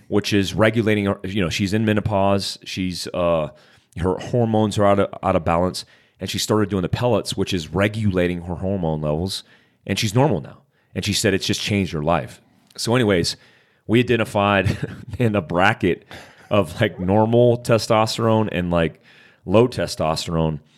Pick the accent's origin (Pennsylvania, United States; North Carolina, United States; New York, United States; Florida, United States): Florida, United States; Daytona Beach; I grew up in Daytona Beach, Florida, on the black side of poverty.